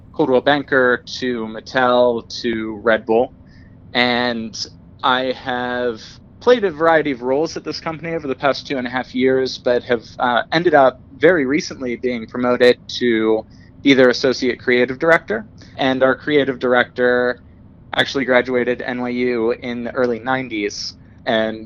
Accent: Pittsburgh, Pennsylvania, United States; moved away as an adult; also born or lived in New York / Los Angeles; now in California, United States; I grew up in Pittsburgh

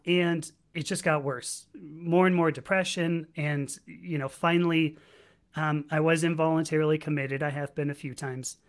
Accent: Los Angeles, California, United States; also born or lived in San Diego; my hometown, which is Los Angeles

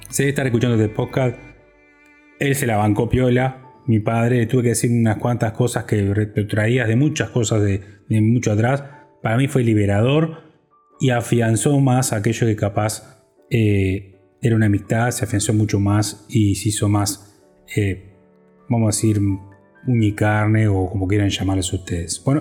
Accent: Uruguay; moved away; Eh, mi familia emigró, como muchos uruguayos, se lo explico para que de antemano, eh, hace 20 años, en la crisis en Uruguay.

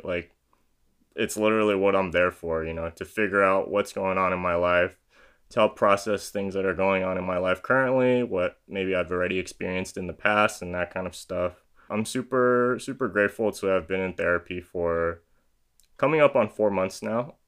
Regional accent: San Diego, California, United States; born and raised in San Diego, California, is where I'm currently living

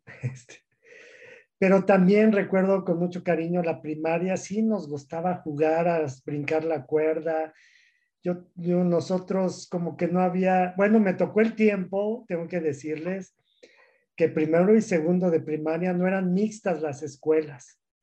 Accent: Mexico City, Mexico; now in Durango, Mexico; yo soy de la Ciudad de México y soy de una familia grande, somos 10 hermanos

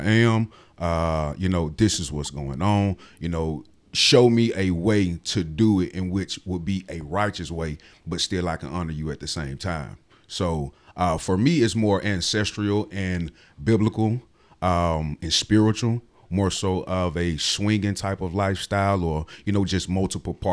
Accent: Atlanta, Georgia, United States; I'm originally from Atlanta, Georgia, 30 years of age

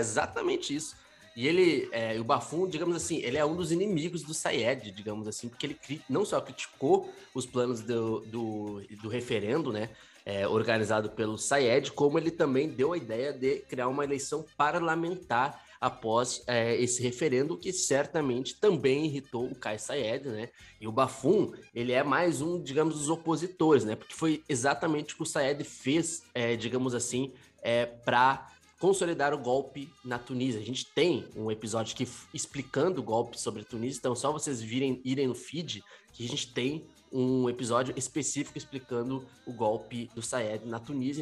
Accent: Brazil; como Brasil, como brasileiro

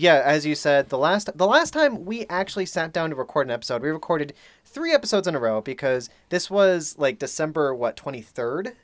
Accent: East Coast, United States; moved away as an adult; now in Los Angeles, United States; we're from the East Coast

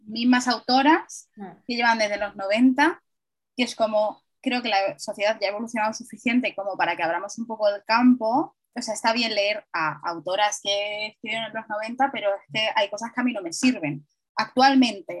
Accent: Madrid, Community of Madrid, Spain; yo soy una madrileña muy madrileña

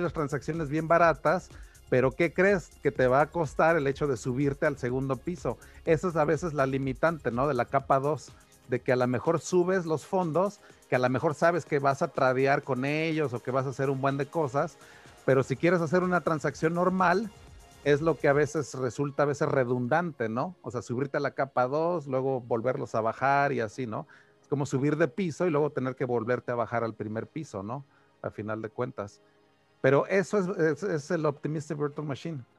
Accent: Mexico; a mí como mexicano

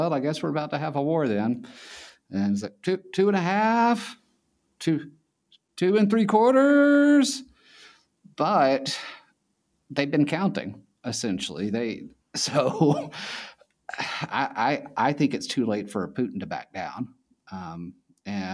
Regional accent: United States; also born or lived in China; being an American

